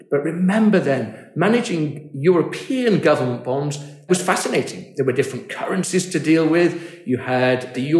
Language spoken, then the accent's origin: English; near Manchester, North West England, United Kingdom; also born or lived in Munich, Germany; I grew up very close to Manchester. That's Manchester, England